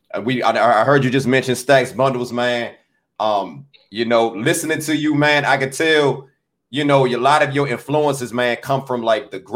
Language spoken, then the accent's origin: English; Washington, District of Columbia, United States; I'm from Washington, D.C.